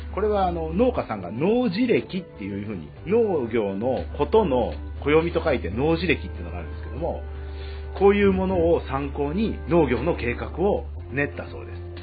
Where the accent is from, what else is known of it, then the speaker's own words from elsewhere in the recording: Shizuoka, Japan; 静岡出身ですので